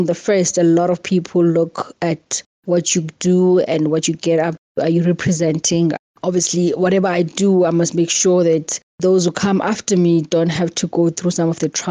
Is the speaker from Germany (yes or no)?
no; Eastern Cape, South Africa; growing up in the Eastern Cape